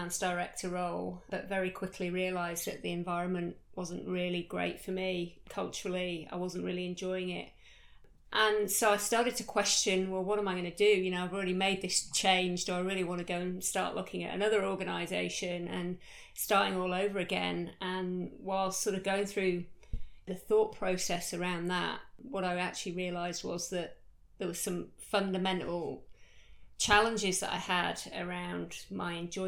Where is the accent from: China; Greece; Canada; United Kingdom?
United Kingdom; moved away as an adult; now in Australia; I started off life back in the UK, as you can tell from my accent